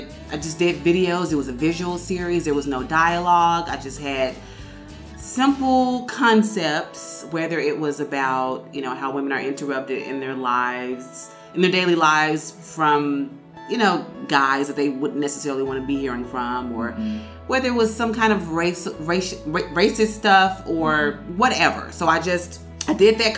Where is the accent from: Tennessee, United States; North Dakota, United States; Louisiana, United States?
Tennessee, United States; Memphis; I was born in Memphis, Tennessee